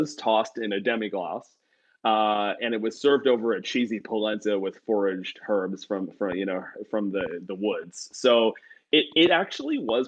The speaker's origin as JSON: {"language": "English", "country": "Canada", "said": "I'm from Canada"}